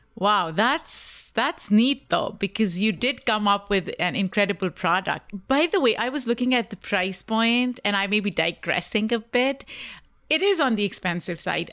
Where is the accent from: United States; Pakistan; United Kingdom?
Pakistan; I grew up in Pakistan, South Asia